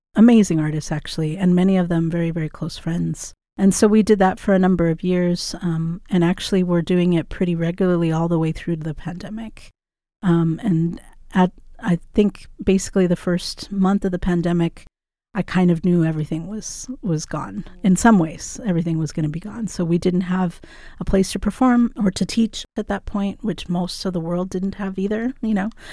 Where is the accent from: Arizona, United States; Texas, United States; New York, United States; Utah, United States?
Arizona, United States; Tucson; I grew up here in Tucson in the West Foothill Mountains